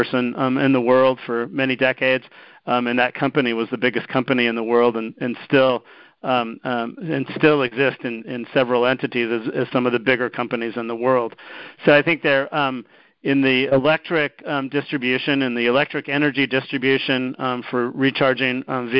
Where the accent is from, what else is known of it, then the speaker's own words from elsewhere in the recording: United States; also born or lived in Japan; I'm American